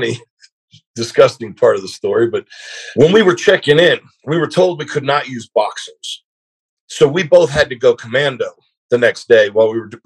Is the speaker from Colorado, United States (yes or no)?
no; South Georgia, United States; also born or lived in Southern California; I just moved from Southern California to South Georgia